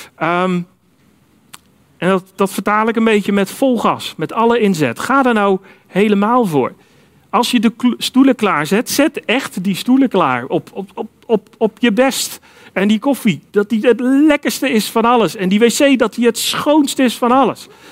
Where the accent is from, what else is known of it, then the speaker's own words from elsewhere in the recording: Netherlands; Wij zijn als Nederlanders nog wel eens geneigd om te zeggen